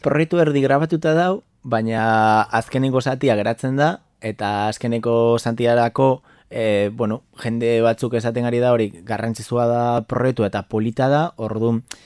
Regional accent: Galicia, Spain; Basque is a second language; moved away as an adult; now in Bilbao, Spain; neu Galiziatik nator

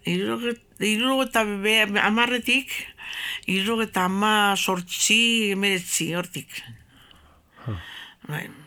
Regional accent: Bilbao, Basque Country, Spain; also born or lived in Gernika; gu bilbon jaio gara

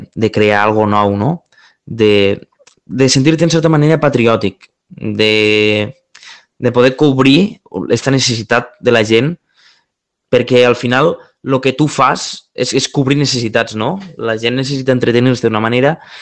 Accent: Terres de l'Ebre, Catalonia, Spain; also born or lived in Tarragona; vinc d'un territori, vinc de les Terres de l'Ebre

